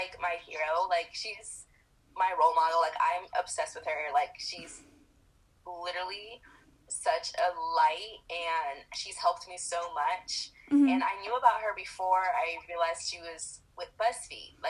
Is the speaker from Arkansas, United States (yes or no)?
no; Florida, United States; moved away as an adult; now in California, United States; I'm originally from Florida, and I've been back and forth between Florida and California